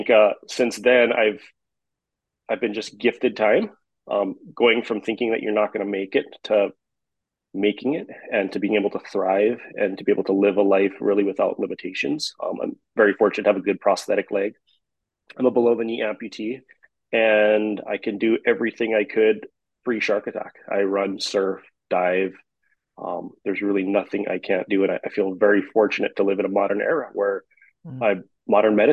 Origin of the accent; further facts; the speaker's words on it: Kauai, Hawaii, United States; I'm from Hawaii, the island of Kauai, born and raised here.